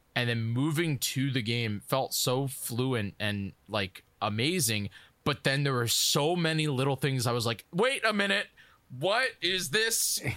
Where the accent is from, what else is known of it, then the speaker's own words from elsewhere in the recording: New York, United States; I'm from New York